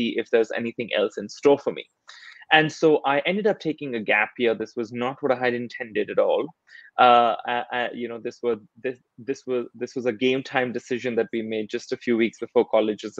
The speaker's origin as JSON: {"language": "English", "country": "India", "tie": "born or raised there", "moved": "as an adult", "said": "I grew up in India"}